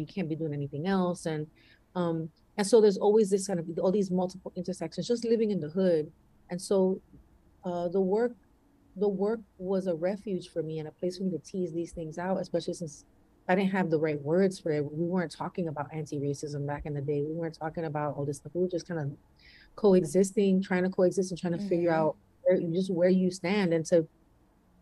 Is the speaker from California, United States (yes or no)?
no; New York City, New York, United States; I was born and raised in the Bronx. I'm Puerto Rican